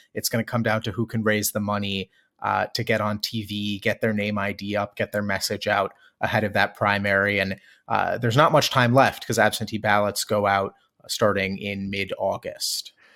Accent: Maryland, United States; from my home state of Maryland

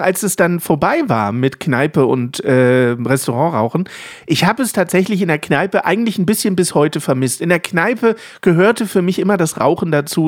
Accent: Lower Saxony, Germany; als Niedersachse

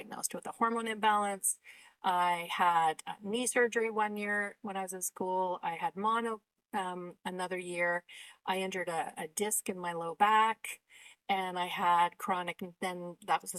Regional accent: Canada; I'm Canadian.

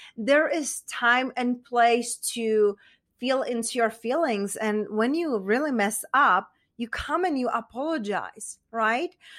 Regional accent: Czechia; accent: Czech; English is a second language; moved away; I was raised, you know, raised and born in Czech Republic, and hence that's where my accent is from

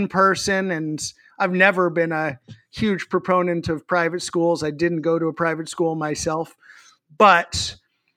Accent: Massachusetts, United States; I come from Massachusetts, but I also once worked at Illegal Seafood

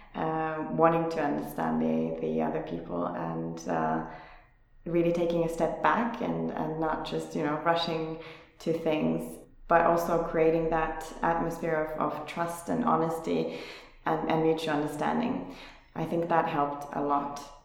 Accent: Finland; moved away as an adult; also born or lived in South Korea; now in Berlin, Germany; I'm originally from Finland, where I also started my career some uh, some ten years ago

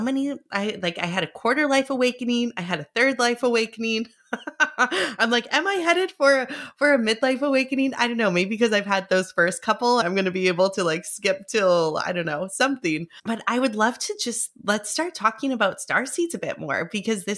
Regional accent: Vancouver, British Columbia, Canada

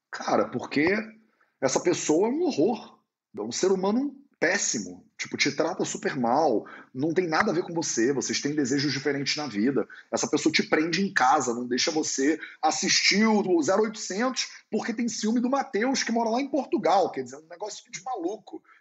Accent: Barbacena, Minas Gerais, Brazil; que me lembra a minha avó lá em Minas Gerais, quando eu era criança pequena lá em Barbacena

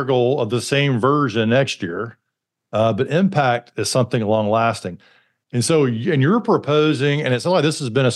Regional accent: Alabama, United States; growing up in Alabama

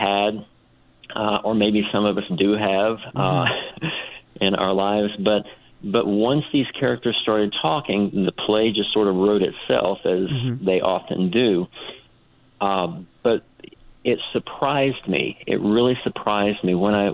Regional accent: the South, United States; I'm from the South

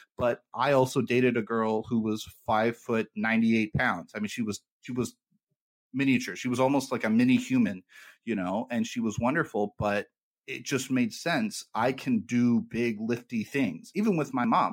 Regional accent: United States; I'm an American

